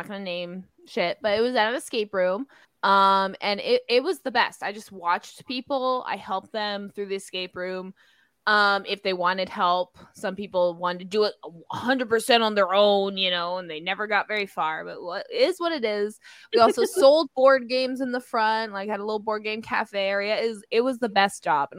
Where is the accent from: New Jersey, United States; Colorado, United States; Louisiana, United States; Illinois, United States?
Illinois, United States; Belleville; that's my hometown